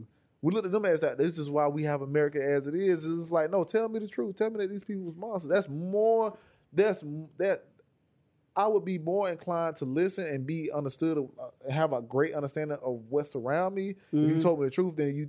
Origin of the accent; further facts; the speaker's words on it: United States; I'm technically an American